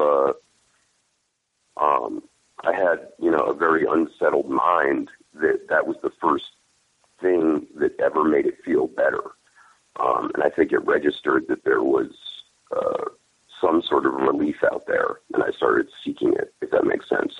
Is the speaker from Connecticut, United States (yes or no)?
yes; Monroe, Connecticut, United States; moved away as an adult; also born or lived in Bridgeport, Connecticut; now in California, United States; Originally Bridgeport, Connecticut. And when my folks could afford to move to a place with a good school, they moved to a town named Monroe